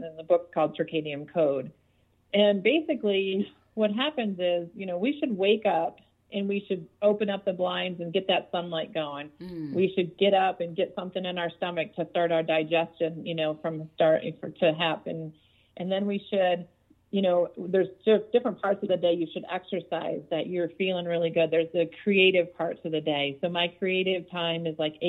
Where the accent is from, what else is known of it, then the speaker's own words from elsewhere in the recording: Detroit, Michigan, United States; I grew up in Detroit